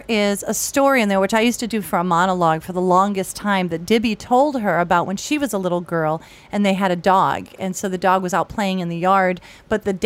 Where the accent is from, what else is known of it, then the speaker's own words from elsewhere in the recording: Jamestown, New York, United States; now in Los Angeles, United States; my hometown of Jamestown, New York